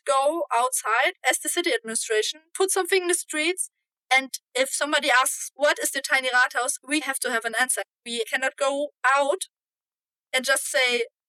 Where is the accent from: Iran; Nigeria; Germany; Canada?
Germany; I am from Germany.